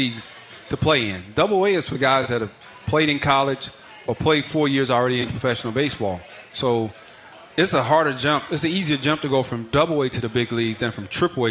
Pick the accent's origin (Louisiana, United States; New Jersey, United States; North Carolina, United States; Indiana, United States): Indiana, United States; Gary; I grew up right outside Chicago in Gary, Indiana, so I was a huge Jordan fan